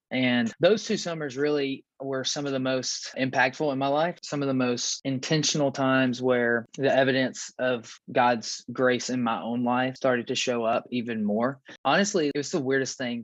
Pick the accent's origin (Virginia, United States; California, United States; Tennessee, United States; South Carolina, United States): Tennessee, United States; West; moved away as an adult; also born or lived in Clinton, Tennessee; now in Knoxville, United States; We moved from East Tennessee to West Tennessee, where I was born and raised